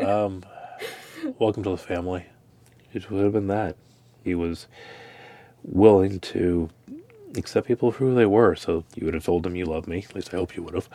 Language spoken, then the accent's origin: English; Dickinson, United States; growing up in Dickinson